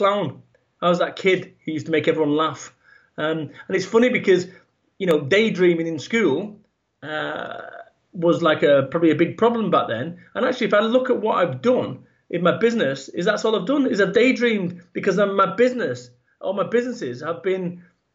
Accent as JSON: {"language": "English", "town": "Salford", "region": "North West England", "country": "United Kingdom", "tie": "born or raised there", "said": "I was born over in Manchester in the UK, and I was brought up in a working class environment"}